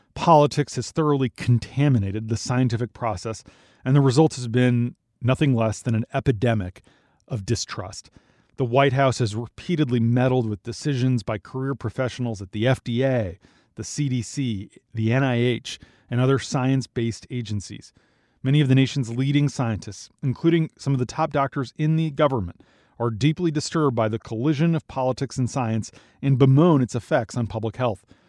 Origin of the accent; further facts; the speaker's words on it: Minnesota, United States; moved away; my home state of Minnesota